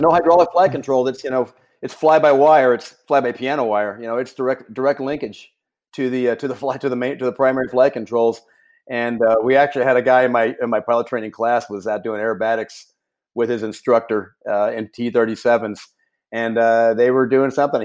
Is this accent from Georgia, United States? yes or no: no; Houston, Texas, United States; also born or lived in Arizona; I grew up right on the right on the gate, if you will, of NASA there uh, in the space program in Houston